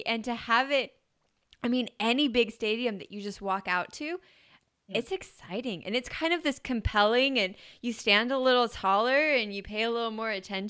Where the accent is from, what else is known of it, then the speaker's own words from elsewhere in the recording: Idaho, United States; We grew up in Idaho, by the way.